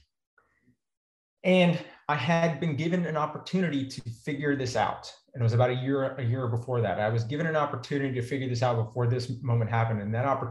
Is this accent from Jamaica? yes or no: no; Texas, United States; I grew up in Texas, immersed in a culture of meat eating